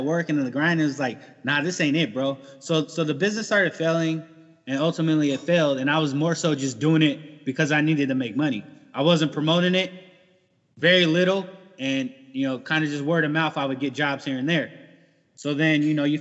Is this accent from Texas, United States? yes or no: no; San Diego, California, United States; moved away as an adult; now in Iowa, United States; born and raised in San Diego